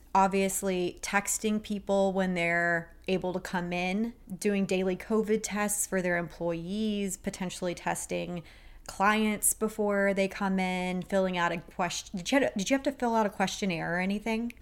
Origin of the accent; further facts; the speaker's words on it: Texas, United States; I'm a girl from Texas